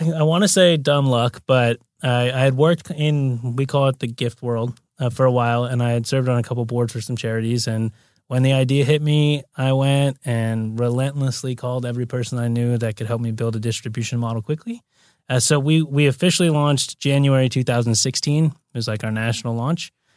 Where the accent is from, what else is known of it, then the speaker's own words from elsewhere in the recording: Santa Monica, California, United States; also born or lived in Brazil; I'm born and raised native. So I grew up in Santa Monica